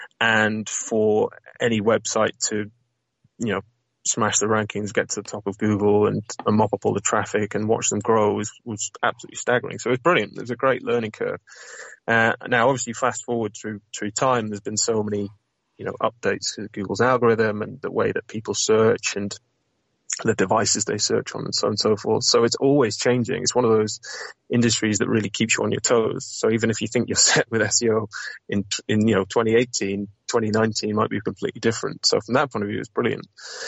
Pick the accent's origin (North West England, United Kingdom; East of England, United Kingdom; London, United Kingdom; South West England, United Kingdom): North West England, United Kingdom; And the bagging part is a little nod to my northern roots. So I'm from Lancashire originally, although I definitely don't sound it.